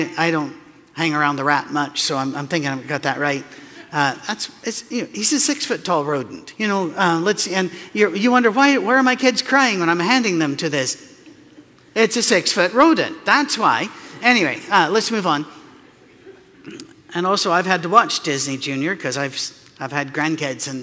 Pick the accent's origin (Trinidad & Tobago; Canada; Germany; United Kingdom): United Kingdom; Scotland; moved away; also born or lived in North Carolina; I'm from Scotland.